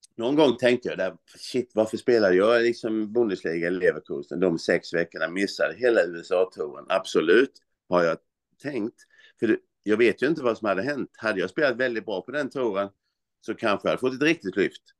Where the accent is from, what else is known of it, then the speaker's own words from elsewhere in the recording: Olofström, Blekinge, Sweden; now in Växjö, Sweden; jag sysslade ju hemma i Olofström, det var ju sjuan, åttan, nian framförallt, eh, alla idrotter